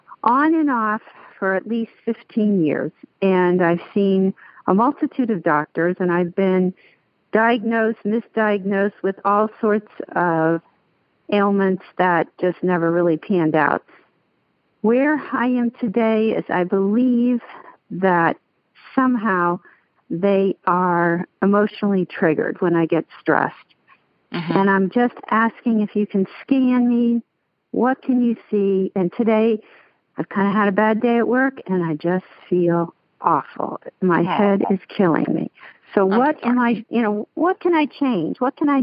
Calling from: Ohio, United States; I'm calling from Ohio.

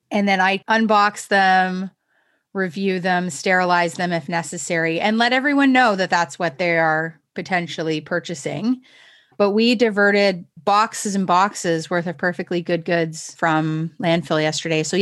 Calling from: Toronto, Ontario, Canada; So I'm in my home in Toronto.

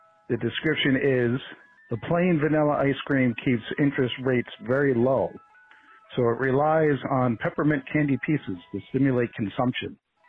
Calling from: Las Vegas, Nevada, United States; I'm calling from Las Vegas, Nevada

